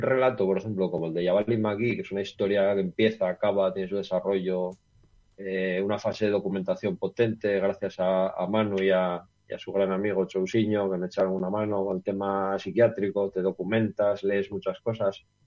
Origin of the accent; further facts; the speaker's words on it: Gijón, Asturias, Spain; also born or lived in León; now in Noreña, Spain; yo soy de Gijón, de toda la vida, ¿vale? Yo nací en Gijón